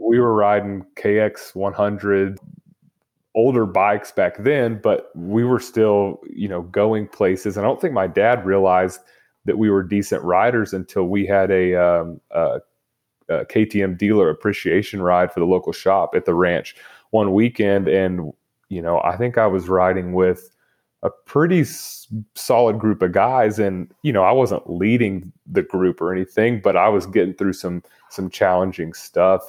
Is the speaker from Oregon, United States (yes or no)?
no; Lubbock, Texas, United States; I grew up in Lubbock, Texas